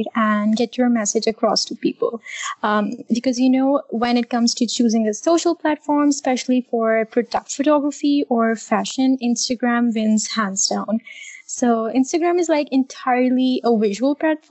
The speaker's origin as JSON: {"language": "English", "town": "Islamabad", "region": "Islamabad Capital Territory", "country": "Pakistan", "said": "I am from Islamabad, Pakistan."}